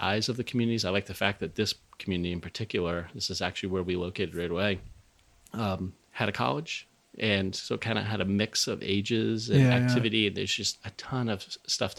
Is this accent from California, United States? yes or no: no; Rhode Island, United States; moved away as an adult; also born or lived in Western Massachusetts / New Hampshire; I grew up in Rhode Island.